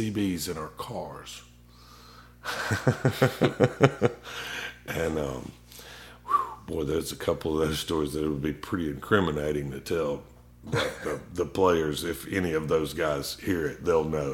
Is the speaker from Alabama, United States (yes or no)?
yes; North Alabama, United States; born or raised there; also born or lived in Michigan / Montgomery, Alabama